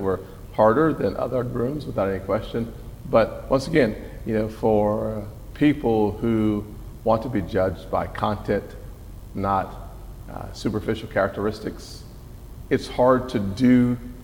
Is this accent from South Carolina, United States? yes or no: yes; North Charleston, South Carolina, United States; I am from North Charleston